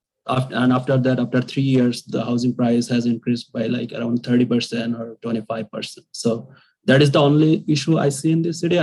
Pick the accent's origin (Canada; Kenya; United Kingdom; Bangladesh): Bangladesh; moved away as an adult; now in Blacksburg, United States; originally I am from Bangladesh